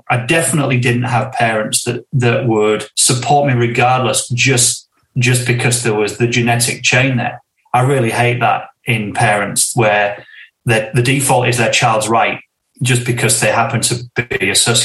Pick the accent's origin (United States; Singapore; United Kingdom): United Kingdom; Northern England; a sense of it being English, Northern, traditionally working class kind of area